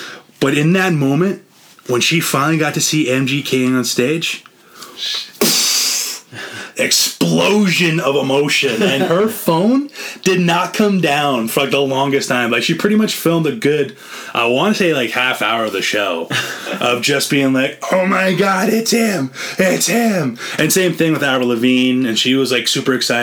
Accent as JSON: {"language": "English", "region": "central Alberta", "country": "Canada", "said": "We're all from Alberta, all from the same, like, pretty much central area"}